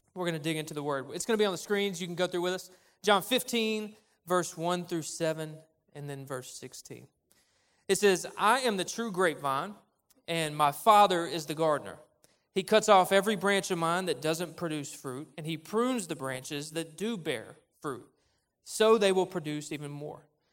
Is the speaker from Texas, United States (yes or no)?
no; Cabot, Arkansas, United States; moved away as an adult; now in Conway, United States; I grew up in Cabot